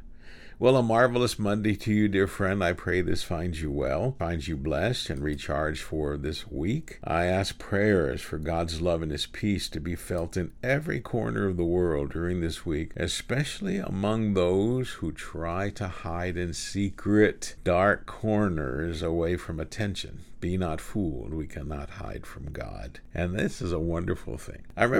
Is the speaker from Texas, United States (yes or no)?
yes; Houston, Texas, United States; also born or lived in Kingsville, Texas; Then we moved away from Kingsville to Houston.